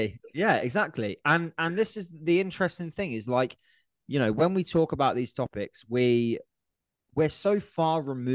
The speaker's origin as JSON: {"language": "English", "country": "United Kingdom", "said": "being British"}